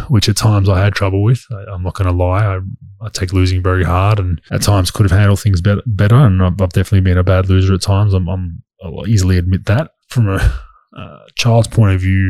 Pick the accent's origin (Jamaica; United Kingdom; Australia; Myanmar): Australia; moved away as an adult; as an Aussie growing up